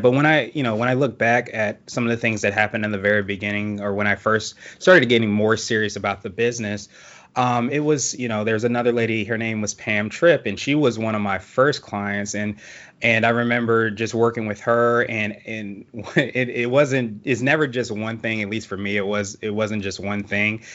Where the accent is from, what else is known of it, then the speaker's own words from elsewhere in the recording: Woodbridge, Virginia, United States; also born or lived in Alexandria, Virginia / Washington, D.C.; I grew up in Woodbridge, which is a little farther south, but not too far from D C